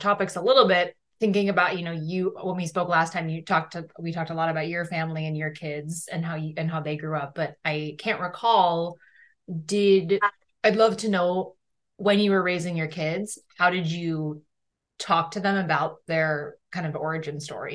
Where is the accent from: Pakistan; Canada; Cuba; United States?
United States; Seattle, Washington; I grew up in the Seattle area